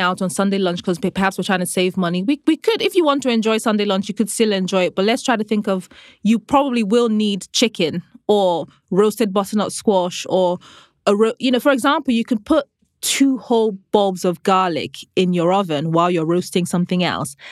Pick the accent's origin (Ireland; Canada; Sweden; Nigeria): Nigeria; growing up in Nigeria